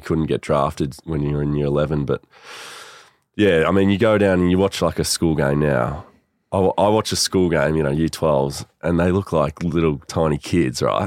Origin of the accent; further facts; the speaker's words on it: Melbourne, Victoria, Australia; also born or lived in Sydney, Australia; grew up in Sandringham. So I was born in Sydney, actually. Born up there. Dad was up there for work just for a year, and then came down here. Um, grew up in Sandy